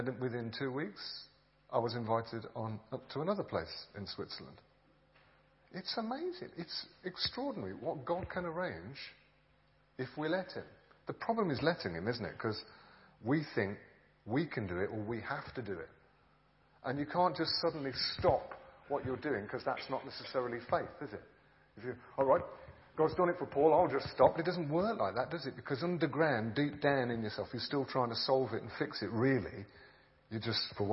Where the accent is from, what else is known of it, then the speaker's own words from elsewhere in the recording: England, United Kingdom; I'm a pastor from England